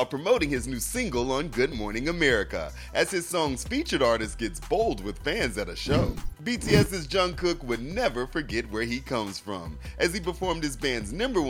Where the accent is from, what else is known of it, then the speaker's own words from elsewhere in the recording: Georgia, United States; my home state of Georgia